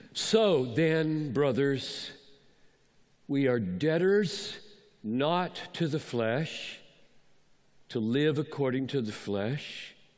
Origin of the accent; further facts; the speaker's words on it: Greenville, South Carolina, United States; I grew up in Greenville, South Carolina